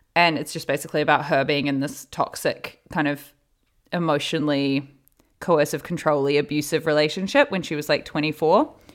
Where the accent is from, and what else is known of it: New Zealand; born or raised there; now in Los Angeles, United States